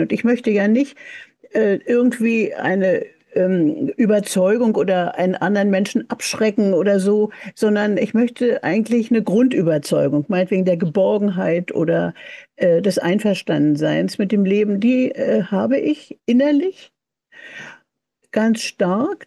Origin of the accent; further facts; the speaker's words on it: Berlin, Germany; moved away; ich bin 1940 in Berlin geboren, äh, aber bin ja in Berlin aufgewachsen